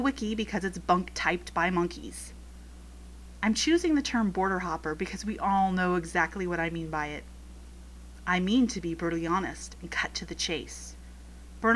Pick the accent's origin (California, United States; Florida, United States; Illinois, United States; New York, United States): California, United States; Los Angeles; first language Spanish; English is a second language; I am Mexican by ethnicity. My family happens to have been in the Los Angeles area since before it was the United States, so I was born a citizen